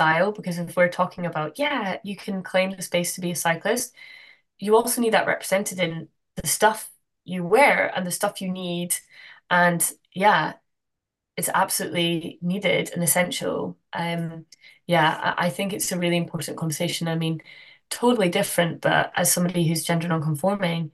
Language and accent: English; Glasgow, Scotland, United Kingdom; now in Amsterdam, Netherlands; I'm from Glasgow originally.